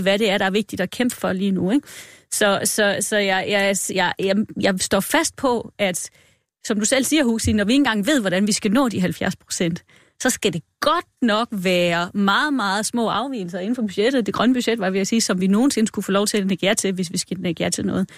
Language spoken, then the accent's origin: Danish; Denmark; vi er ikke villige som danskere